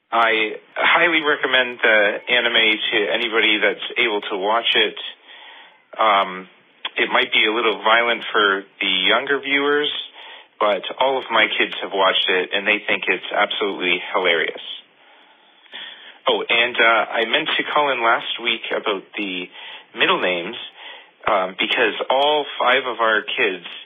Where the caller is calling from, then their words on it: Kingsville, Ontario, Canada; I'm calling from Kingsville, Ontario.